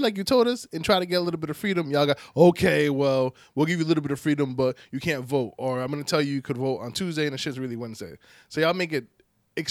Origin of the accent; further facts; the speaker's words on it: Boston, Massachusetts, United States; I was born in Boston